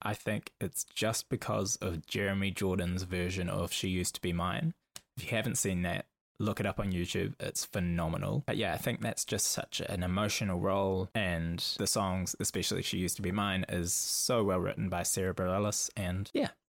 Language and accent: English; Auckland, New Zealand; I grew up in Auckland, New Zealand